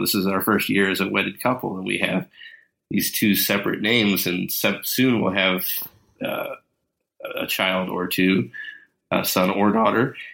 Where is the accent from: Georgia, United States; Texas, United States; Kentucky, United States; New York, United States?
Kentucky, United States; We're from Kentucky